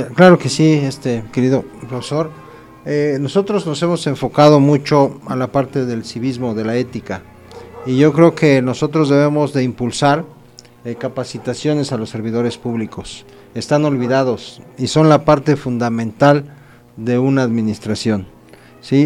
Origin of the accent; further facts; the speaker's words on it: Acambay, State of Mexico, Mexico; estás aquí en mi pueblo